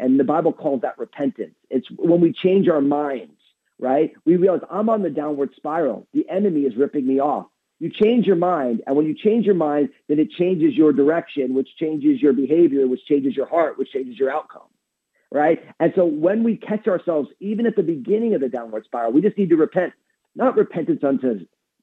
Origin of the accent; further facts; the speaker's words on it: New Jersey, United States; I'm all Italian from New Jersey